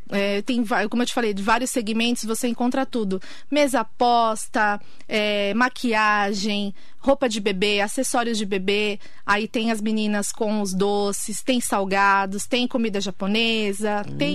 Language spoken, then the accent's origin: Portuguese; São Paulo, Brazil; moved away as an adult; Eu vim de São Paulo, zona norte de São Paulo.